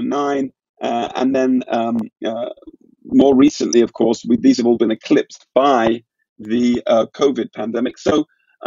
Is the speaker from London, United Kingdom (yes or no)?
yes; London, United Kingdom; my hometown of London